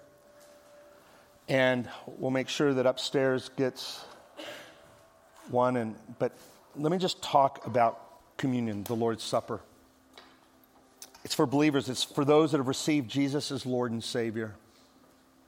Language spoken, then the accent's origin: English; Midwest, United States; also born or lived in Las Vegas; now in Dallas, United States; I grew up in the Midwest